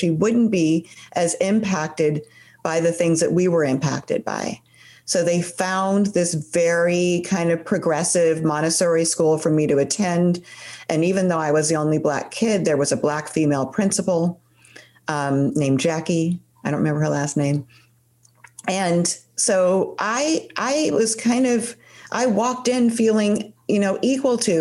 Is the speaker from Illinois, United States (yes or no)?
yes; Chicago, Illinois, United States; I was born in Chicago